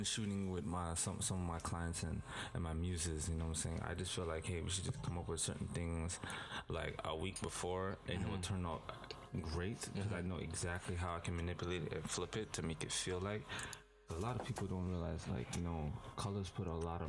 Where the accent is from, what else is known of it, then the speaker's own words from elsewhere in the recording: Scarborough, Ontario, Canada; Well, I'm a little kid. I came from Scarborough.